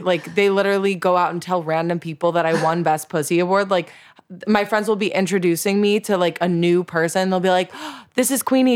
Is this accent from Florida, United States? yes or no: yes; South Florida, United States; I grew up in South Florida